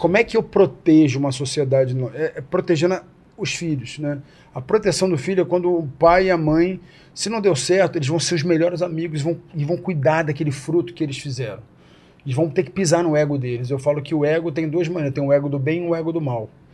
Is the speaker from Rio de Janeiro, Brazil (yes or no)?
yes; Rio de Janeiro, Brazil; Nasci no Rio